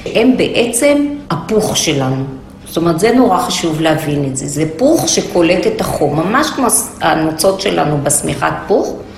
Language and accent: Hebrew; Haifa, Haifa District, Israel; אני גדלתי בוואדי שיח בחיפה